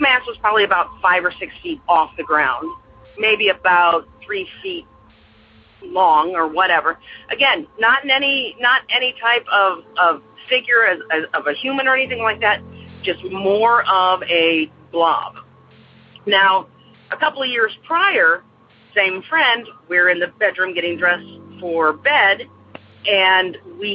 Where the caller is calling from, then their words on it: Aurora, Illinois, United States; I'm calling from Aurora, Illinois